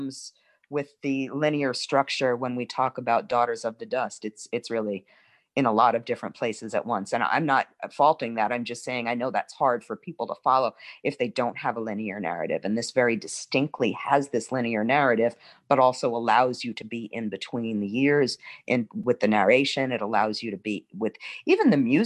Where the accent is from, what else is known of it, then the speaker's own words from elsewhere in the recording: New York City, New York, United States; now in New Orleans, United States; I'm originally from Brooklyn